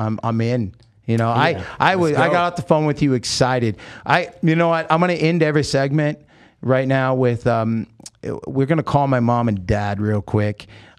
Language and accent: English; United States; I'm Native American Indian. I'm Lakota Sioux, right?